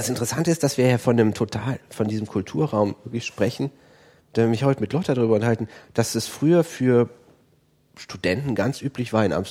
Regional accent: Aachen, North Rhine-Westphalia, Germany; ich habe das in, in Aachen, ich komme aus Aachen, äh, war es natürlich so, dass man sich auch in Holland aufgehalten hat.

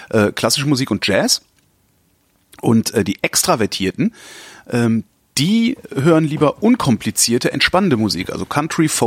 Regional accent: Cologne, North Rhine-Westphalia, Germany; da, wo ich herkomme, also ja. Köln

